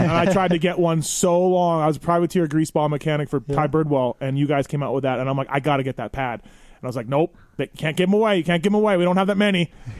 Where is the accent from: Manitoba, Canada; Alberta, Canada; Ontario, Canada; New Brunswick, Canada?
Manitoba, Canada; Winnipeg; I'm from Winnipeg, Canada